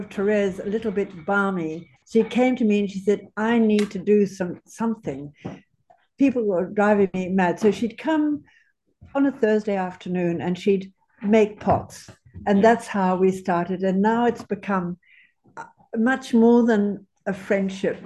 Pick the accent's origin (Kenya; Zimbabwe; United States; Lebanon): Zimbabwe; also born or lived in South Africa / London, United Kingdom; now in Australia; I'm from Zimbabwe. Mm-hmm. I'm born in South Africa